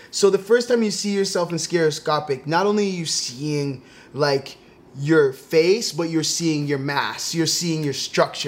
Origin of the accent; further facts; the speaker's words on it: Toronto, Ontario, Canada; I grew up in Toronto